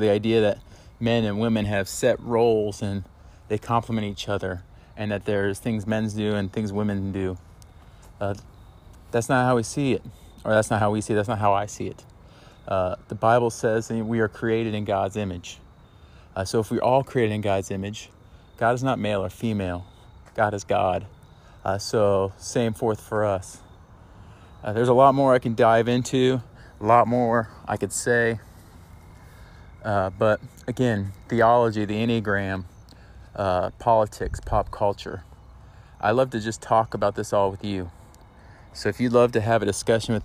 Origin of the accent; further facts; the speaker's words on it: Indianapolis, Indiana, United States; also born or lived in Liberty University (Virginia); I'm a Hoosier, meaning I grew up in Indianapolis.